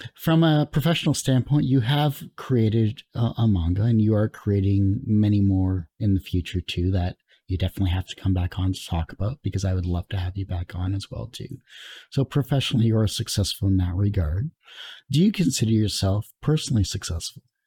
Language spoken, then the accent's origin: English; Canada; being Canadian, so I'm in, like, double trouble for that because, you know, we don't like to promote ourselves